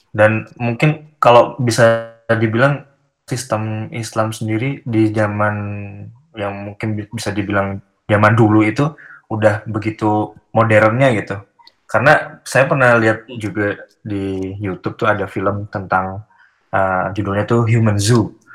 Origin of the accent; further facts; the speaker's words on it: Yogyakarta, Special Region of Yogyakarta, Indonesia; moved away as an adult; also born or lived in Bandung; saya orang Jogja